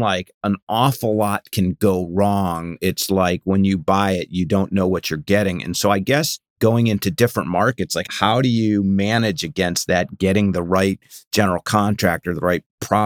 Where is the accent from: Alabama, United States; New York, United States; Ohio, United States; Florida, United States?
Ohio, United States; moved away; I'm from Ohio originally